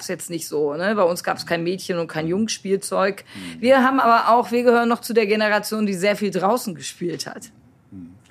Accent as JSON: {"language": "German", "region": "North Rhine-Westphalia", "country": "Germany", "tie": "born or raised there", "said": "Als Jugendlicher in Ostwestfalen ohne Bus- und Bahnanschluss"}